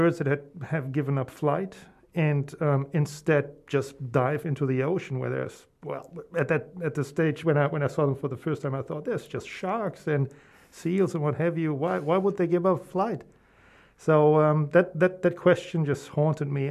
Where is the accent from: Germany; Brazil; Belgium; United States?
Germany; moved away as an adult; also born or lived in Central Europe; now in New Zealand; I'm originally from Germany, but I did all my degrees here